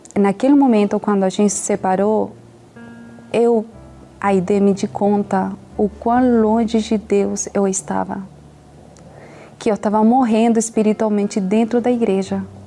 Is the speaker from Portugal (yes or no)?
no; Chile; sou chilena